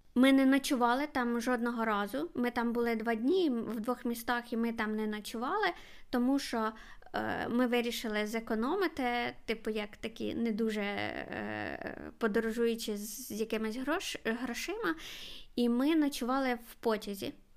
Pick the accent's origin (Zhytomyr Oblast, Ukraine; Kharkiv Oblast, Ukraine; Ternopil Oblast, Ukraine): Kharkiv Oblast, Ukraine; Kharkiv; я з Харкова